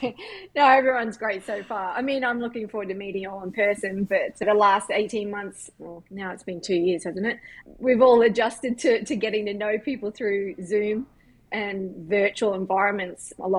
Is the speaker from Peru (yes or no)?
no; Queensland, Australia; moved away as an adult; now in United States; growing up in Australia was great.